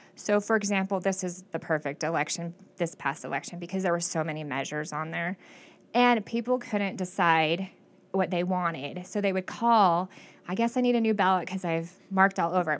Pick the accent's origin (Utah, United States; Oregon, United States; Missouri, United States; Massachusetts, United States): Oregon, United States; Klamath Falls; I was born and raised in Klamath Falls